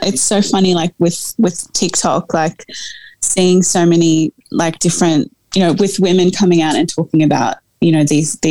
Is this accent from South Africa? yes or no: yes; South Africa; Like, oh God, I mean, being a South African woman, like, we can go back to and talk about apartheid